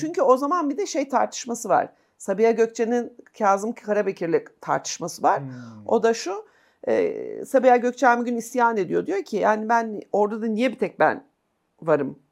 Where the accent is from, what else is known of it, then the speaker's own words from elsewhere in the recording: Kırklareli, Turkey; also born or lived in Istanbul; Ben Kırklarelliyim çünkü, hani benim ailem